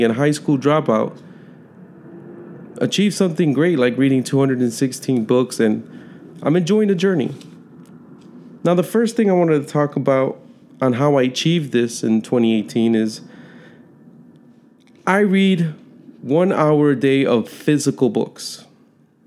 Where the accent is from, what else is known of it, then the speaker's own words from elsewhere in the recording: Chicago, Illinois, United States; I was born and raised in Chicago, Illinois, an inner city kid